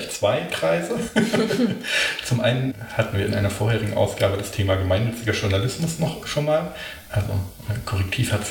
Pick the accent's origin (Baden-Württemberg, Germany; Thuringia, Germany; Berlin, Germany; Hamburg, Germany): Berlin, Germany; aber ich, ich bin Berlinerin